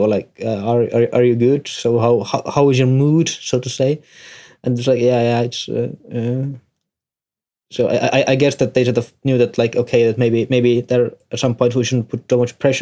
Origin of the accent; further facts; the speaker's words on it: Tartu, Tartu County, Estonia; I'm from Estonia, Tartu